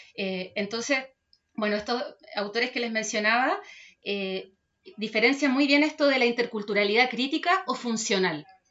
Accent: Chile; como cultura chilena, tenemos

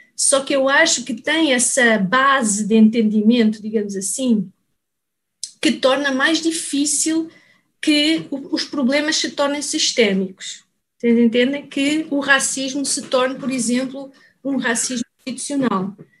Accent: Portugal; moved away as an adult; also born or lived in Lisbon; now in Brazil; eu sou portuguesa

